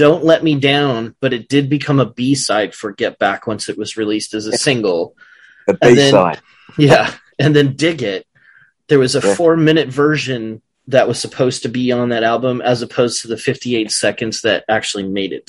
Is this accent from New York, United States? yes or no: no; San Jose, California, United States; I grew up in San Jose, California